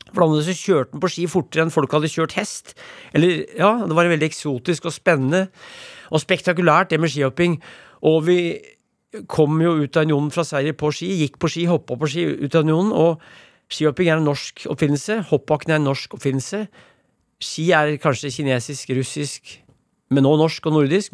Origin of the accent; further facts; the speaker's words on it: Brumunddal, Innlandet, Norway; Brumunddal, der jeg vokste opp